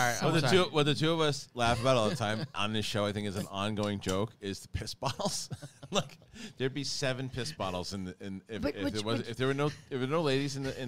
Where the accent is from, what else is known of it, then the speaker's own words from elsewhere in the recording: Australia; I'm Australian, by the way.